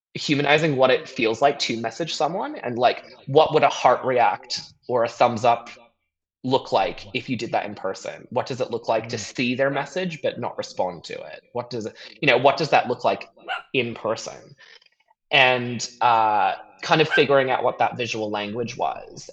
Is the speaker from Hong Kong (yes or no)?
yes; Hong Kong; moved away as an adult; also born or lived in Vancouver, Canada; now in Sydney, Australia; I grew up in Hong Kong. Mm. Um, what uh, I you know born there, finished high school there, um, and then I moved to Canada